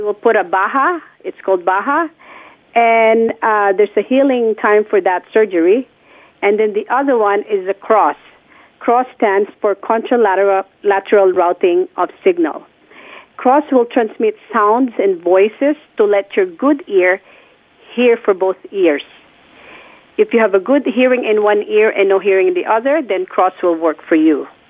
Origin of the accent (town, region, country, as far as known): Philippines; born or raised there; moved away